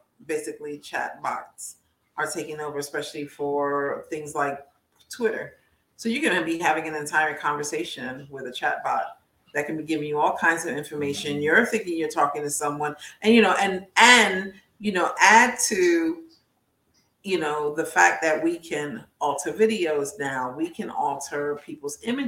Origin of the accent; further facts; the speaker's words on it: New York, United States; I'm from New York.